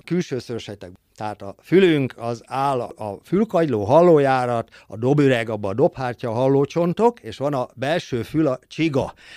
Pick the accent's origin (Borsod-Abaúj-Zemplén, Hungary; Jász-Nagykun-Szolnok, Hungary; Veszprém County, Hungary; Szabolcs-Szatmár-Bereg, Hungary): Jász-Nagykun-Szolnok, Hungary; Szolnok; also born or lived in Zala County; Zala megyében születtem keretjén, és nyolc éves koromban költöztünk ide Szolnokra